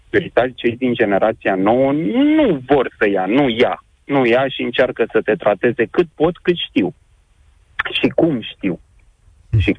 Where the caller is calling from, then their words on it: Pitești, Argeș, Romania; Bună ziua, sunt din Pitești.